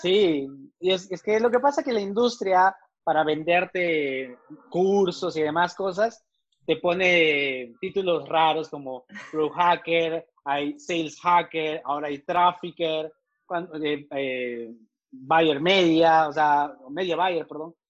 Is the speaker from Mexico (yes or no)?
no; Peru; moved away as an adult; now in Medellín, Colombia; soy peruano